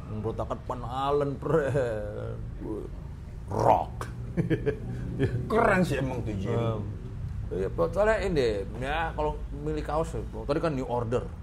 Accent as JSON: {"language": "Indonesian", "region": "Jakarta", "country": "Indonesia", "tie": "born or raised there", "said": "Wah, kalau di Pondok Bambu … soalnya, Bro."}